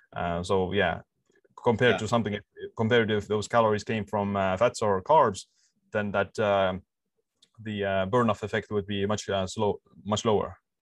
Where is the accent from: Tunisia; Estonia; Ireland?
Estonia; I'm um, living in this uh, island in the Baltic Sea, and uh, yeah, like born here and uh, living here as well. So all my life uh, here